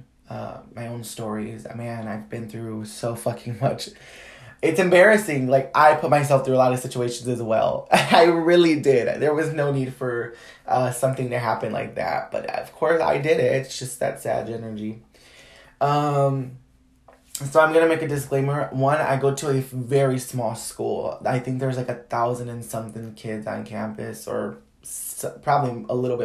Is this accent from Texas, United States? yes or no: no; Chicago, Illinois, United States; I'm from Chicago